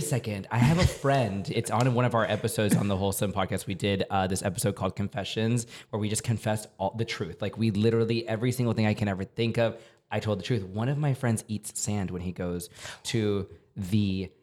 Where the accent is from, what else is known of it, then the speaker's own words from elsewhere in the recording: San Antonio, Texas, United States; also born or lived in New York / Denver; now in Los Angeles, United States; I come from San Antonio, Texas, born and raised